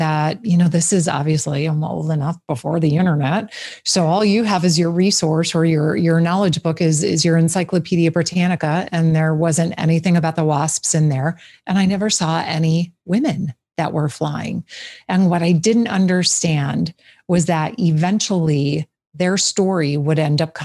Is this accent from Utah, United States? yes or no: no; just outside of Green Bay, Wisconsin, United States; I grew up just outside of Green Bay